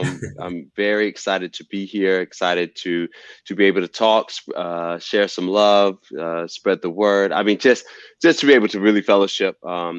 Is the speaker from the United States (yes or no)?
yes; the South, United States; You know, I'm from the South and football is king.